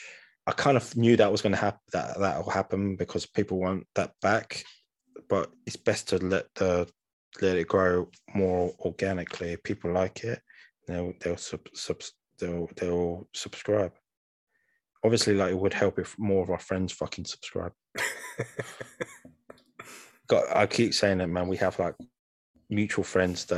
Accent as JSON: {"language": "English", "region": "London", "country": "United Kingdom", "said": "we're all from London here"}